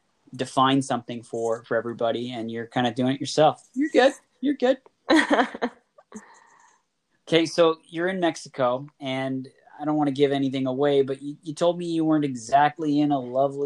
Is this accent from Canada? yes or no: yes; Oshawa, Ontario, Canada; being the kid from Oshawa